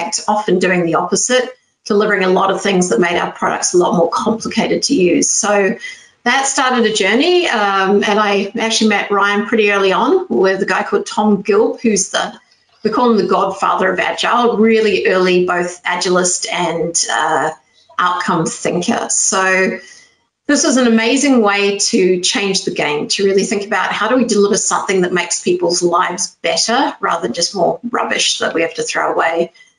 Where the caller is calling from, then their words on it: Porto, Norte, Portugal; Porto in Portugal, so it's northern Portugal.